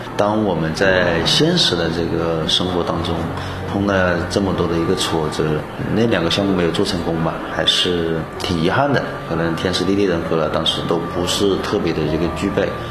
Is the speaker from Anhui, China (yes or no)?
no; Hengyang, Hunan, China; 我出生于湖南衡阳，也算是我们本省人。我的家乡呢是一个与有色金属之乡，我的小学啊、初中啊都是在农村长大